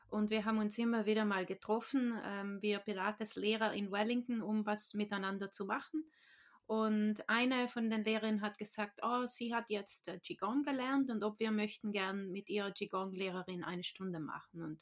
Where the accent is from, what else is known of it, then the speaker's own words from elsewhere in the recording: Trentino-Alto Adige, Italy; now in New Zealand; ich bin in Südtirol aufgewachsen, in Italien. Ähm, aber ich lebe jetzt schon seit mehr als 15 Jahren in Neuseeland. Deshalb kann ich nicht mehr so richtig gut Deutsch reden.